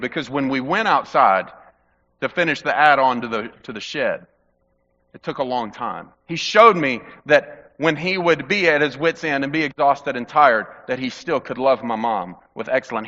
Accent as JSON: {"language": "English", "region": "Mississippi", "country": "United States", "tie": "born or raised there", "said": "growing up in the Mississippi heat"}